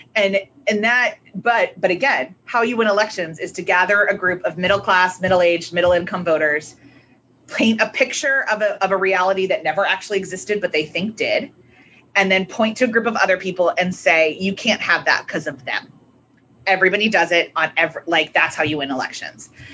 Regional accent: United States; also born or lived in Northern Ireland; especially being an American

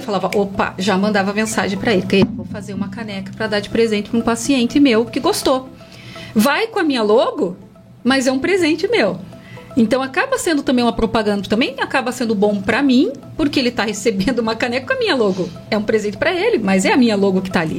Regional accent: Curitiba, Paraná, Brazil; now in Castro, Brazil; eu também não sou daqui, de Castro, né? Sou de Curitiba. Quando eu vim para cá, eu abri o meu espaço

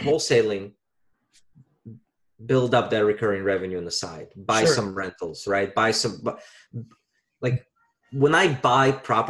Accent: Virginia, United States; now in New York, United States; I invested with a buddy of mine back home in my home state of Virginia.

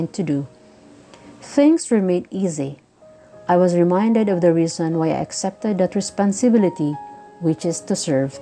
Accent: Bukidnon, Northern Mindanao, Philippines; from Usuan, Bukidnon, southern part of the Philippines.

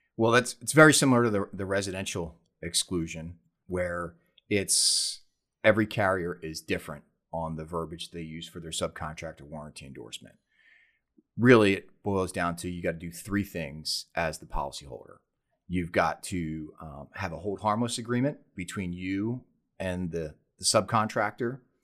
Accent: Philadelphia, Pennsylvania, United States; moved away as an adult; now in San Diego, United States; I was born and raised back on the East Coast in Philadelphia, Pennsylvania.

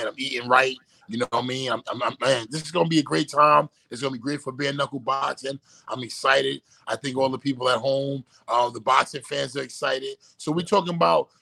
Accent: New York City, New York, United States; born or raised there; moved away as an adult; now in Miami, United States

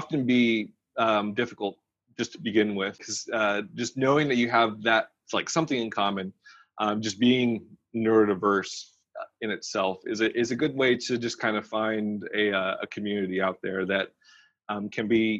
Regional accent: Arkansas, United States; born or raised there

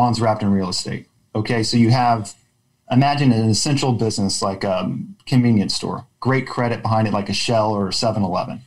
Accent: Austin, Texas, United States; I grew up in Austin

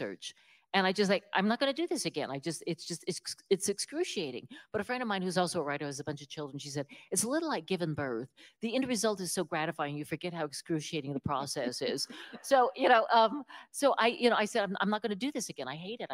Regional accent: West Virginia, United States; also born or lived in New York City; now in Central Virginia, United States; I'm from West Virginia

